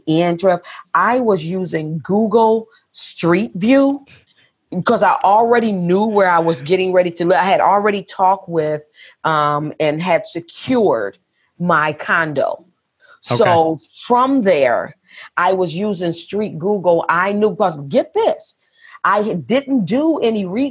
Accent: Detroit, Michigan, United States; moved away as an adult; also born or lived in Las Vegas, Nevada / Atlanta, Georgia / Jonesboro, Georgia; now in Lake Chapala, Mexico; I was born and raised in Detroit, lived in Las Vegas, then moved to Atlanta

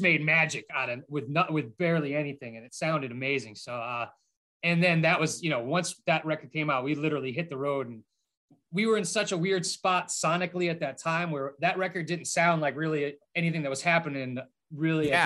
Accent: Boston, Massachusetts, United States; moved away as an adult; also born or lived in Framingham, Massachusetts; now in Midwest, United States; I lived in Boston forever

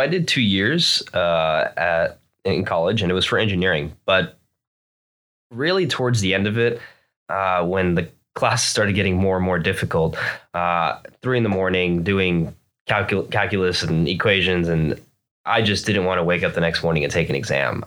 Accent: Florida, United States; moved away as an adult; also born or lived in New Jersey; now in California, United States; I moved down to Florida when I was a very small child, and I lived there for basically twenty-six years

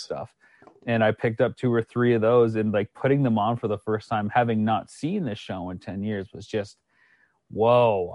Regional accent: Canada; moved away as an adult; also born or lived in United States; I hail from Canada.

